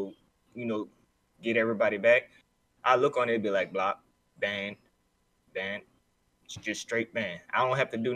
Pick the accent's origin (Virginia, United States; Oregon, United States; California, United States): California, United States; moved away; A trip back home to California. Sunny California